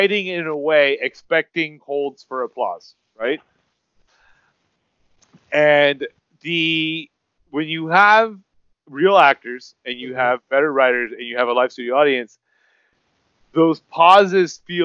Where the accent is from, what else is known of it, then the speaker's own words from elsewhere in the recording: United States; English is a second language; I grew up, I mean, I'm American, right? But I grew up in that little bubble where I didn't even learn English until later